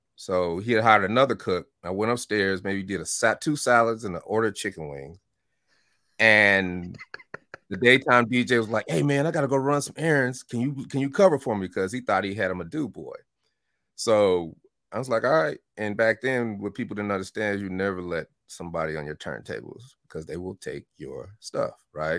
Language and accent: English; Denver, Colorado, United States; moved away; also born or lived in Chicago / Oakland / Atlanta; I was born in Chicago and I moved to Denver at four years old